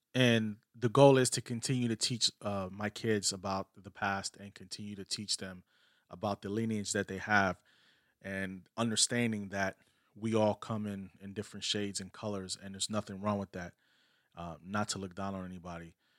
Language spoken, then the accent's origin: English; New York City, New York, United States; I'm a Puerto Rican, but I was born in New York City